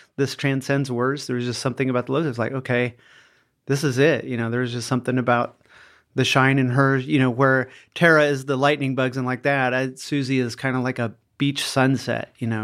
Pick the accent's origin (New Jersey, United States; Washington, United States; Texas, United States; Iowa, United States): Iowa, United States; when I was a child growing up in Iowa